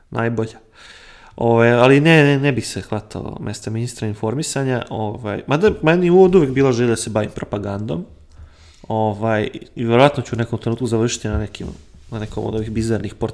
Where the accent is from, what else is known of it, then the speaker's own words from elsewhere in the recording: Bačka, Vojvodina, Serbia; also born or lived in Banija, Croatia; now in Syrmia, Serbia; Iako sam rođen u Bačkoj, ali eto, silom prilika živim u Sremu